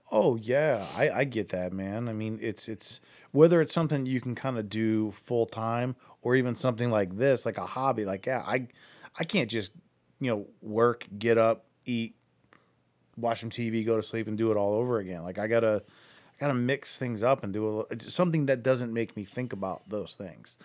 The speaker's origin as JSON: {"language": "English", "town": "Akron", "region": "Ohio", "country": "United States", "lives_now": "Cleveland, United States", "said": "I'm from Akron"}